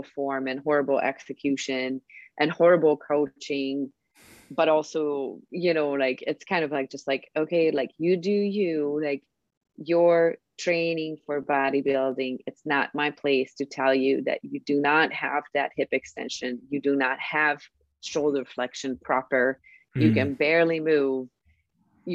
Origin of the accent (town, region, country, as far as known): Hungary